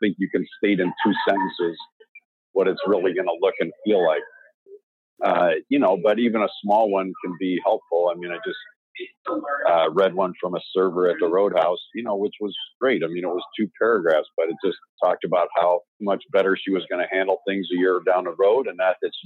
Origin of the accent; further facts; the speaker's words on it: Chicago, Illinois, United States; I grew up in Chicago